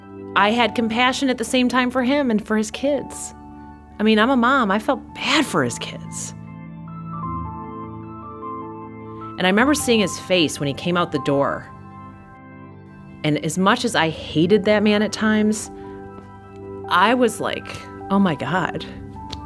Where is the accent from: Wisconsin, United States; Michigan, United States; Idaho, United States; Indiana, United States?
Michigan, United States; Detroit; I love my hometown.